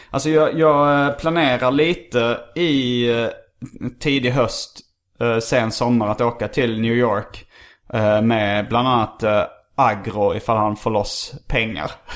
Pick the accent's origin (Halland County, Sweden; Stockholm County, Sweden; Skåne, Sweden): Skåne, Sweden; Lund; jag är ju uppvuxen i Lund också